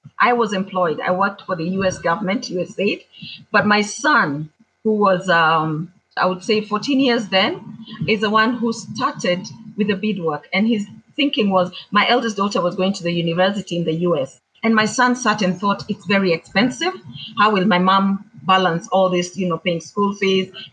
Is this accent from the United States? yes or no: no; Kamba community, Ukambani, Kenya; I am from the Kamba community